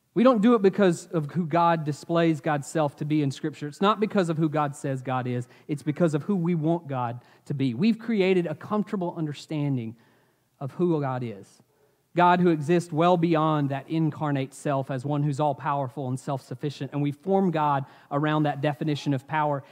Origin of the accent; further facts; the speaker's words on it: Asheville, North Carolina, United States; I grew up in Asheville